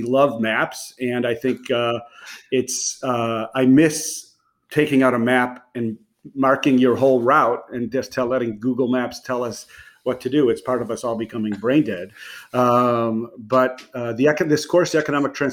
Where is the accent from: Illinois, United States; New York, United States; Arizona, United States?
Illinois, United States; Chicago; also born or lived in Philadelphia; after fourth grade, I grew up in the north suburbs of Chicago